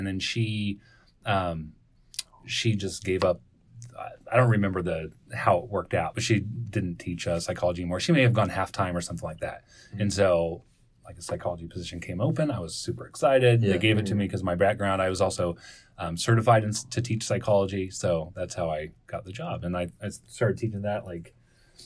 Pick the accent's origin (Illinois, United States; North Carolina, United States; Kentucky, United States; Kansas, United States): Kansas, United States; Salina; also born or lived in Prairie Village, Kansas; I grew up in Salina, Kansas, moved to Prairie Village, went to the Harvard of Public Schools, which was Shy Missionese